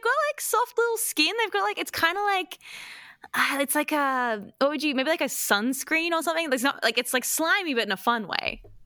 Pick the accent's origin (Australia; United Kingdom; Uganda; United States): Australia; Queensland; I'm from Queensland